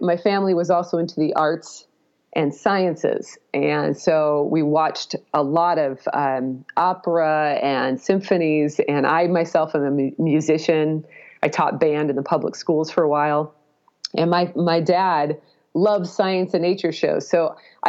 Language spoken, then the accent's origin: English; Pacific Northwest, United States; I did grow up in the Pacific Northwest